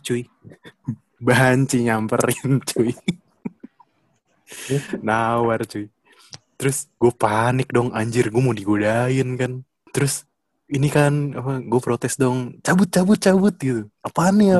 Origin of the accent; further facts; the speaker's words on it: Jakarta, Indonesia; also born or lived in Pademangan, North Jakarta; Gue kan sebagai warga Jakbar seumur hidup gue